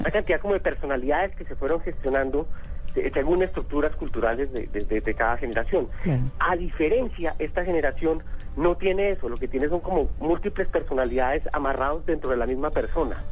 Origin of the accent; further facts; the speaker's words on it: Colombia; Nosotros en Colombia